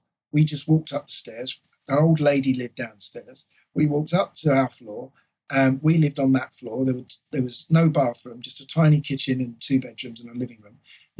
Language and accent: English; Islington, London, United Kingdom; Islington, Essex Road.